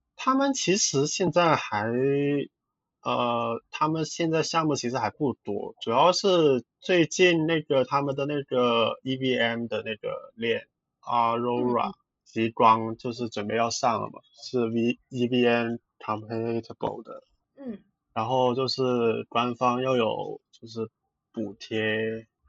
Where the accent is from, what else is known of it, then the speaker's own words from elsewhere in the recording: Hong Kong; 我其实是香港人来的，然后原来做的工作其实就很普通的一，那种文，做，做文书的职位